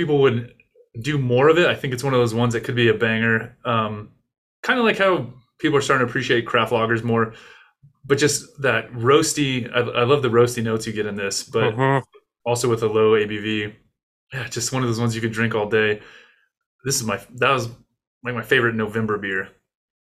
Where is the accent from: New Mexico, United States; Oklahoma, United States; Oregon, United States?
New Mexico, United States; also born or lived in Corrales, New Mexico / Albuquerque; I'm from New Mexico